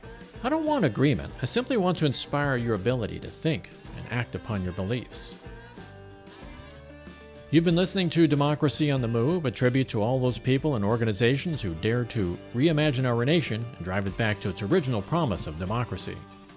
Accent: Kansas, United States; I mean, I could say I'm from Kansas, where the state legislature advocates for inspecting children's genitals to confirm their sexual identity.

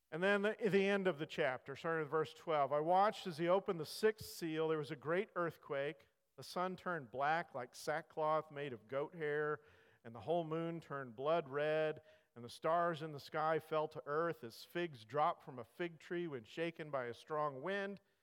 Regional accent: California, United States; I grew up in California. I grew up not that far from the fault line in California

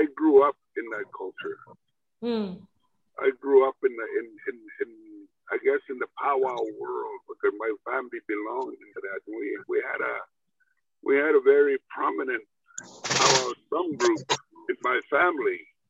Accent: Saskatchewan, Canada; first language Cree; English is a second language; my late grandfather in a little log cabin growing up in Saskatchewan.

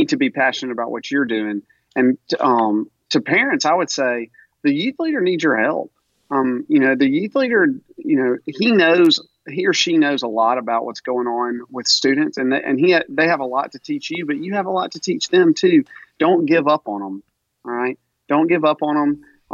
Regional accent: Tupelo, Mississippi, United States; I'm from Tupelo

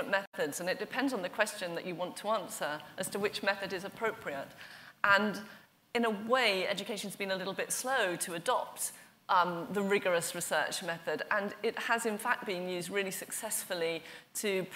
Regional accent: Oxford, South East England, United Kingdom; my hometown of Oxford

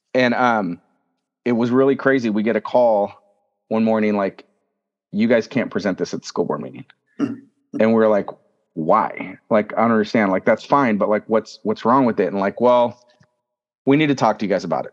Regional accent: Fresno, California, United States; also born or lived in Selma, California; I'm born and raised in Fresno, California.

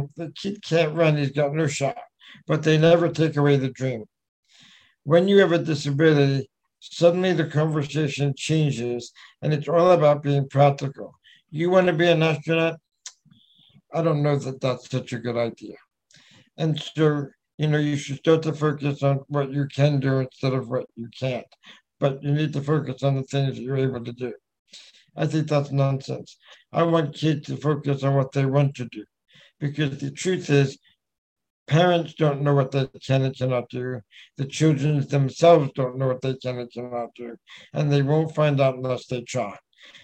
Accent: New York, United States; I was born in New York

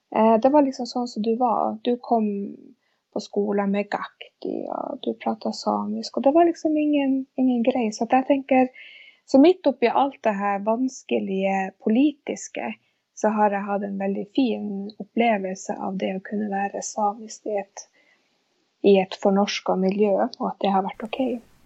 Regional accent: near Vestfjorden, north of Tysfjord, Nordland, Norway; first language Sami; Swedish is a second language; flyttade då till eh, Nordre Norland som det heter, till det här området Balat. Eh, som ligger vid Västfjorden, lite norr om Divtasvuodna. Och där växte jag upp

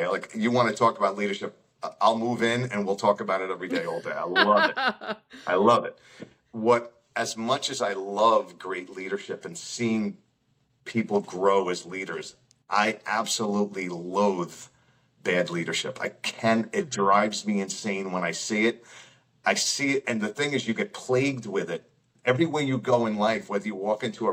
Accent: Long Island, New York, United States; moved away as an adult; also born or lived in Albany; I'm from Long Island

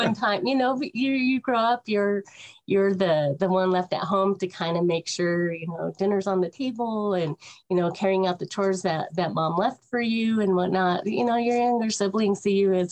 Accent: Colorado, United States; also born or lived in Oklahoma City, Oklahoma; I grew up in Colorado and divided my time between Colorado and Oklahoma City.

